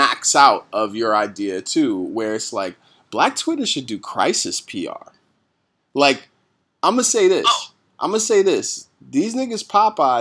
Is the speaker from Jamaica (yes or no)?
yes; Jamaica; moved away; as a Jamaican